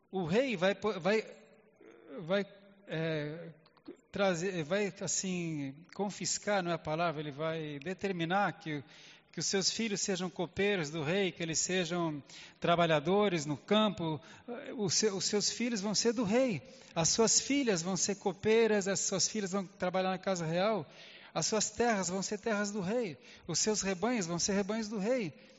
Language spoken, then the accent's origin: Portuguese; Brazil; eu nasci no Brasil, sou brasileiro